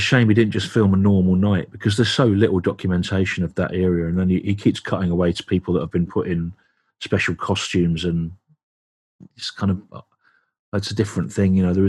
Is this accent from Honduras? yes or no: no; England, United Kingdom; accent: Midlands; moved away; I've not lived in the Midlands for 33 years, you know. But I found my accent would get stronger and stronger the more time I spent there, as if I was reverting back to my actual real self